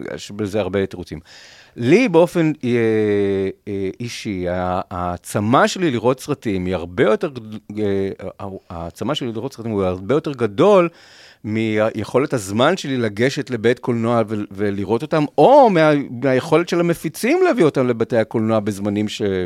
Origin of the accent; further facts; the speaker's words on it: Rishon LeZion, Central District, Israel; אנחנו מראשון